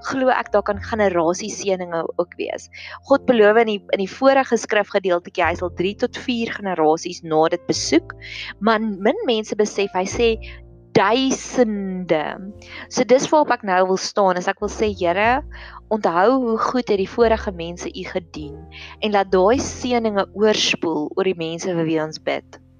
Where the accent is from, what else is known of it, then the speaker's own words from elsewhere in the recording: Welkom, Free State, South Africa; ek het in Welkom groot geword en ek weet dat daar daar's 'n fulstasie wat presies halfpad is tussen Pretoria en Welkom as ek gaan kuier het.